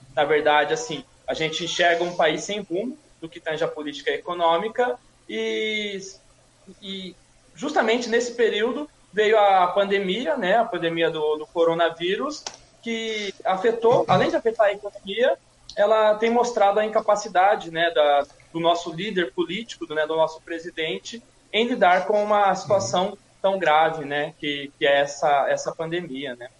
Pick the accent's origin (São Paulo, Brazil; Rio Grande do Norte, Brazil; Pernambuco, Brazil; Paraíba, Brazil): São Paulo, Brazil; Suzano; nasci e cresci em Suzano